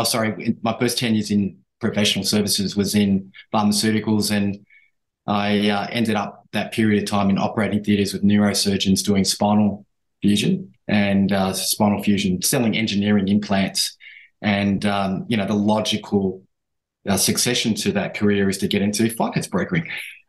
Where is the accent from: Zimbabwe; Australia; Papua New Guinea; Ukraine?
Papua New Guinea; born there; but I was born in New Guinea and I was born under the United Nations flag.